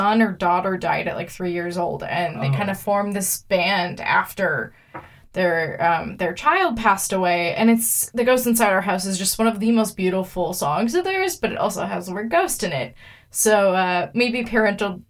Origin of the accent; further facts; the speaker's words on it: Minnesota, United States; I'm from Minnesota